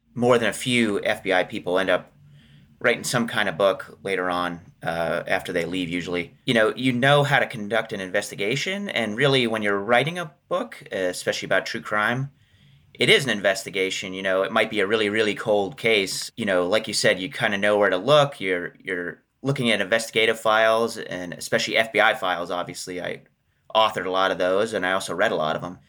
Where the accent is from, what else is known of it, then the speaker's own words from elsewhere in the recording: Johnstown, Pennsylvania, United States; moved away; I'm originally from Johnstown, Pennsylvania